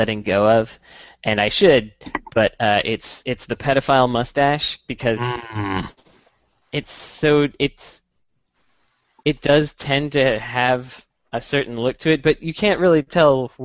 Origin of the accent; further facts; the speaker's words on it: Berkeley, California, United States; growing up in Berkeley